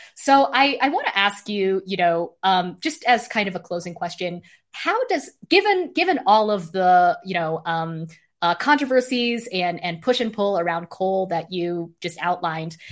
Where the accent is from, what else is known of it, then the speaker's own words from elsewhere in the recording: Idaho, United States; I'm from Idaho